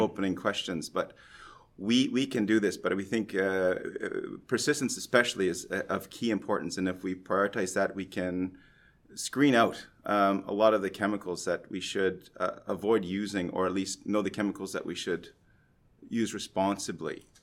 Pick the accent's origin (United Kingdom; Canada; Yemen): Canada; now in Norway; I'm a Canadian who's been transplanted in Norway